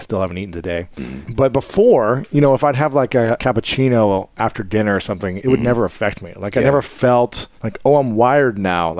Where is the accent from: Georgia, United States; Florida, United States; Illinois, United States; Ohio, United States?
Ohio, United States; growing up in Ohio